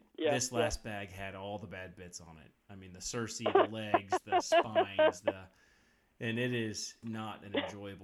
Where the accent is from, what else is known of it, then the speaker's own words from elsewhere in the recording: South Florida, United States; moved away; I'm originally from South Florida.